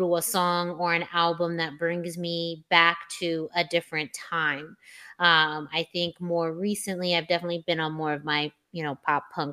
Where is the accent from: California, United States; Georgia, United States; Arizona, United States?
Arizona, United States; Yuma; my hometown of Yuma, Arizona